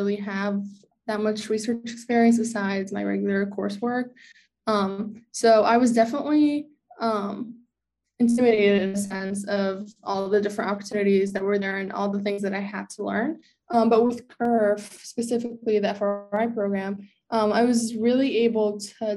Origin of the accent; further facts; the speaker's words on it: West Orange, New Jersey, United States; I am from West Orange, not far from here